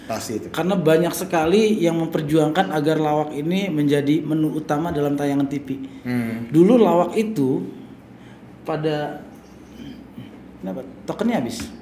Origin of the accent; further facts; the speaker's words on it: Jakarta, Indonesia; uniknya gue kan orang Betawi nih